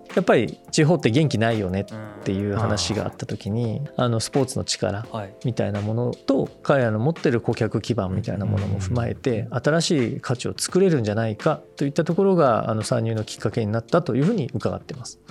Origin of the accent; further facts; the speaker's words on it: Shizuoka, Japan; で僕はあの静岡出身なんですけど